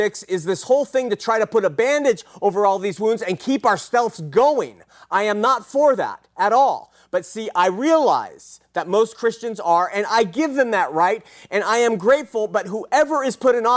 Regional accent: California, United States; I grew up in California

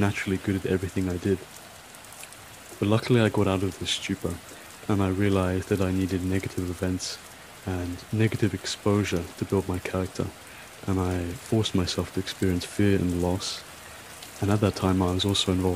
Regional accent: London, United Kingdom; also born or lived in Scotland; I'm from London, England, and I'm currently studying in Scotland for my master's

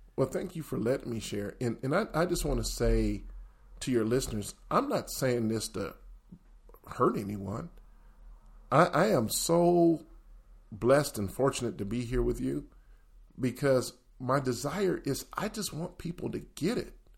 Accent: the South, United States; moved away; also born or lived in the North; growing up in the South

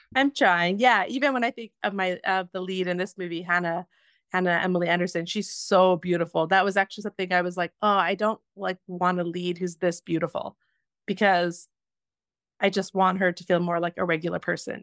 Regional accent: Spruce Grove, Alberta, Canada; moved away; also born or lived in Edmonton; I was born in Edmonton and then was raised pretty much just outside of Spruce Grove

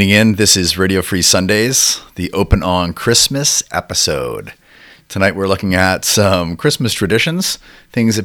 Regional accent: Toronto, Ontario, Canada; growing up in Toronto

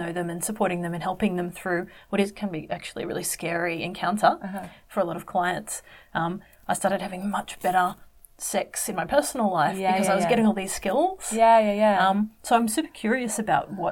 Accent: Sydney, New South Wales, Australia; I had friends when I was growing up in Sydney who were workers

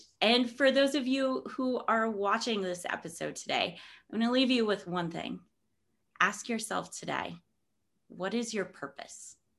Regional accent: Martinsville, Indiana, United States; I grew up in a small town. I grew up in Martinsville.

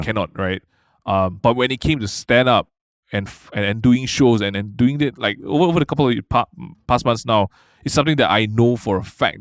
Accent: Malaysia

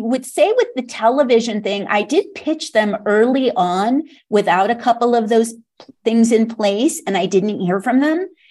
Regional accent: California, United States; moved away as an adult; also born or lived in Los Angeles / San Francisco Bay Area; now in Santa Fe, United States; I'm from California

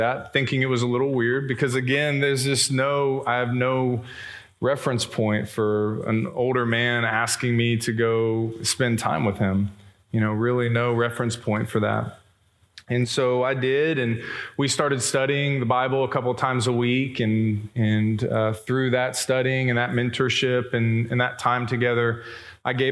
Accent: Plano, Texas, United States; I grew up in West Plano

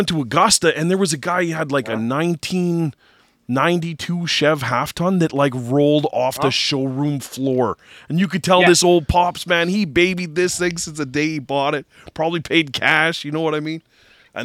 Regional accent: Canada; I'm actually Canadian, too

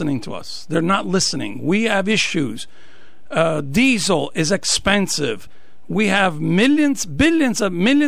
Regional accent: Italy; moved away as an adult; now in Norwich, United States; I was born and raised in Italy, came here age 27, got married

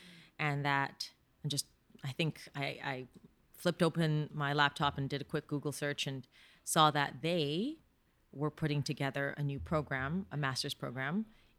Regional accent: Canada; It was hard being Canadian.

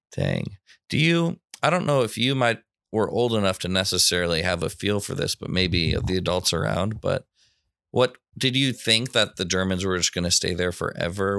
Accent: United States; growing up in America

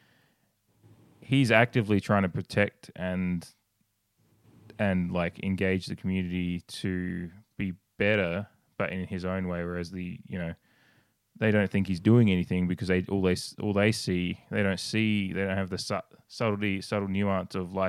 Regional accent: Australia; I come from Australia, and it's a different kind of heat.

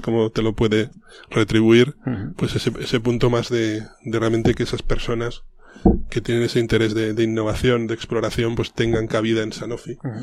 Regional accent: León, Castile and León, Spain; moved away; also born or lived in Madrid; yo soy un leonés

